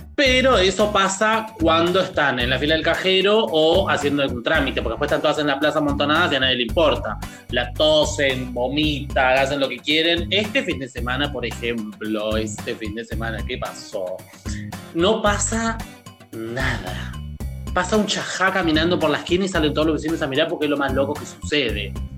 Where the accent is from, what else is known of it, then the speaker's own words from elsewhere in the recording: Argentina; moved away; also born or lived in Buenos Aires; me vuelvo a vivir a la ciudad, a mi ciudad natal, eh, después de muchos años